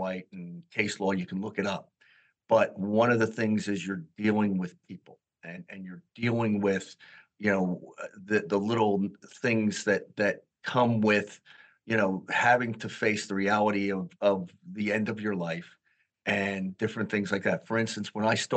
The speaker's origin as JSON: {"language": "English", "town": "Philadelphia", "region": "Pennsylvania", "country": "United States", "tie": "born or raised there", "moved": "as an adult", "lives_now": "New Jersey, United States", "said": "I was born and raised in Philadelphia"}